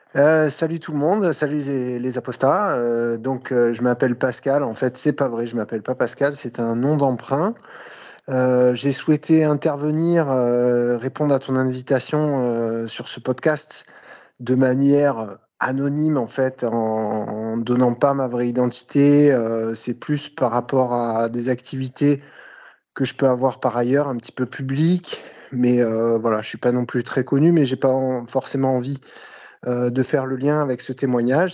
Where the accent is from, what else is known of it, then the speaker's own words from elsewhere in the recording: Bouches-du-Rhône, near Marseille, Provence-Alpes-Côte d'Azur, France; accent: light Marseille accent; also born or lived in Le Havre, Normandy; j'ai grandi dans les Bouches-du-Rhône, donc euh, dans le sud de la France, à proximité de Marseille